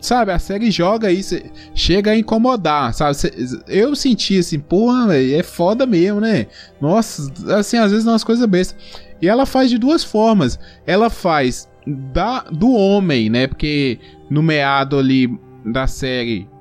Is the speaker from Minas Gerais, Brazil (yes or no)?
yes; interior of Minas Gerais, Brazil; Eu sou do interior aqui, de, de Minas Gerais